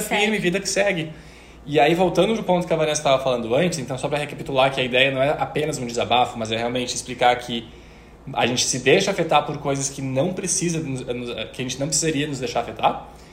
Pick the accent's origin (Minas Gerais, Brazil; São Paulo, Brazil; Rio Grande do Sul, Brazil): Rio Grande do Sul, Brazil; interior of; moved away